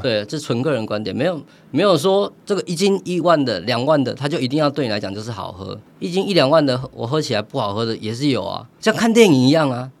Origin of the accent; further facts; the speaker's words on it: Taiwan; 我们台湾人太懂茶了